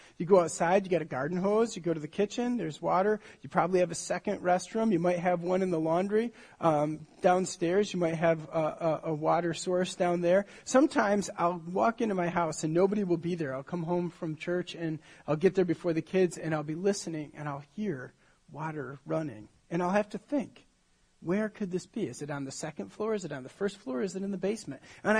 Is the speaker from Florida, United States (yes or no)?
no; Michigan, United States; I grew up in Michigan.